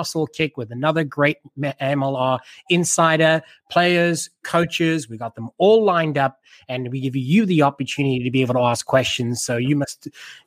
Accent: South Africa; me being South African

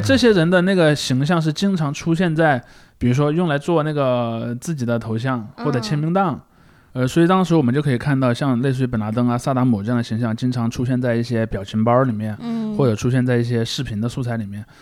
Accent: southern Shaanxi, China; 庞麦朗老家离我家挺近的，他在啊。陕西南部嘛

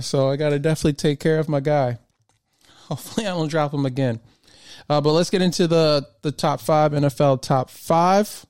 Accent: Michigan, United States; moved away as an adult; now in Southern Maryland, United States; I grew up in Michigan.

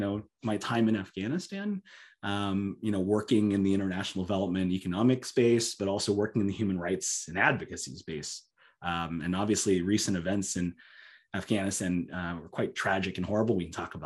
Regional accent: Southern California, United States; growing up in Southern California

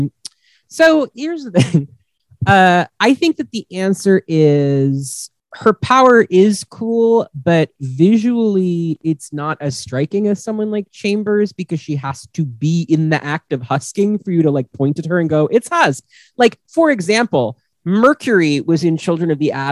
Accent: United States; we're all American here

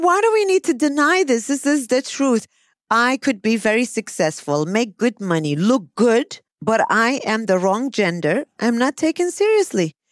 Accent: United States; now in Kuwait; I'm an American

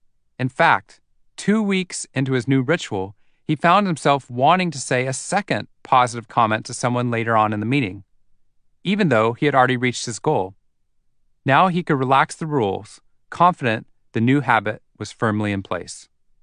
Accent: Waco, Texas, United States; I was coming to the tail end of my 90 hours of volunteer firefighting training in my hometown of Waco, Texas.

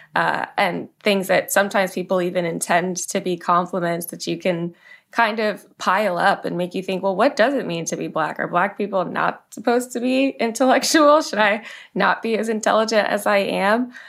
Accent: Manassas, Virginia, United States; I grew up in Manassas, Virginia

